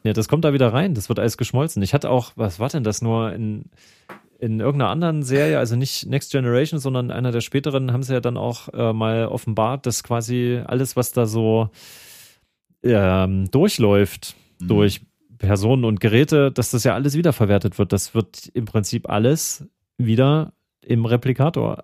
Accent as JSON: {"language": "German", "region": "Thuringia", "country": "Germany", "said": "ich komme aus Thüringen"}